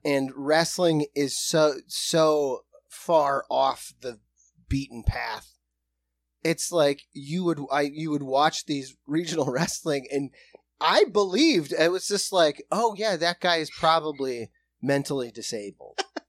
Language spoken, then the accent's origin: English; South Dakota, United States; We are from South Dakota